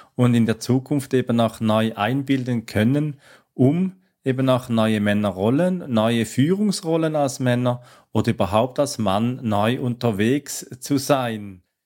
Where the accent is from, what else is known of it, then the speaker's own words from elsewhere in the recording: Switzerland; kommt ja aus äh, meiner Heimat, aus der Schweiz